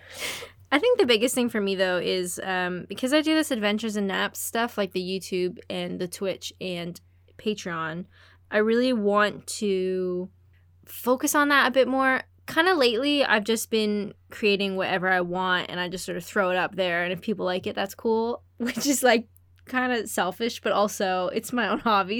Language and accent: English; Canada; I'm Canadian